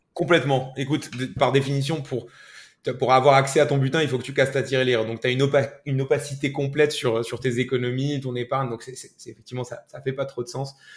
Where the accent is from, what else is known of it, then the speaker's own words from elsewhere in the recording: Morocco; moved away as an adult; now in France; moi, j'ai grandi au Maroc